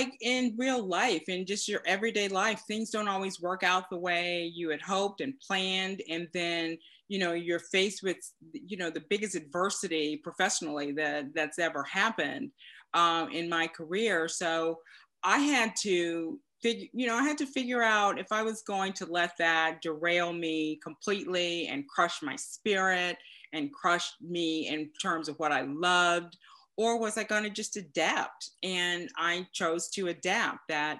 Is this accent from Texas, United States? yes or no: yes; Dallas, Texas, United States; born there; I was born in Dallas before we started this crazy moving around for the military.